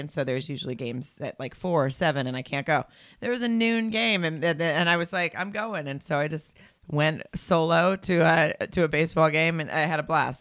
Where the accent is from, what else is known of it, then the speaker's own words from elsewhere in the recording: Farmington, Arkansas, United States; moved away as an adult; now in Los Angeles, United States; I grew up in Arkansas